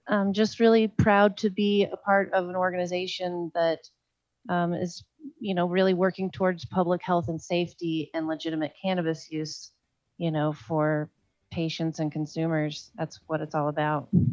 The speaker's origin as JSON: {"language": "English", "region": "Oklahoma", "country": "United States", "tie": "born or raised there", "moved": "yes", "lives_now": "Colorado, United States", "said": "my home state of oklahoma"}